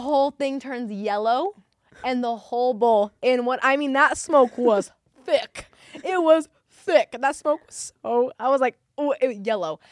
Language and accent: English; New Mexico, United States; I'm from New Mexico where they film Breaking Bad in Albuquerque.